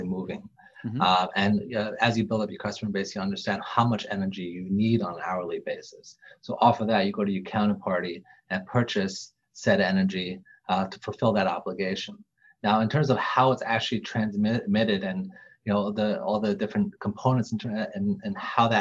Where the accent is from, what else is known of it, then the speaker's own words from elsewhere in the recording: New York, United States; I grew up in New York